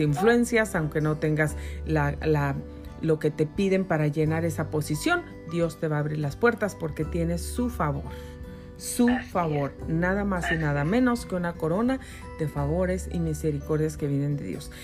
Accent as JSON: {"language": "Spanish", "country": "Mexico", "tie": "born or raised there", "moved": "yes", "lives_now": "United States", "said": "yo soy yo nací en México, yo soy mexicana, soy ciudadana americana naturalizada, pero yo nací en México"}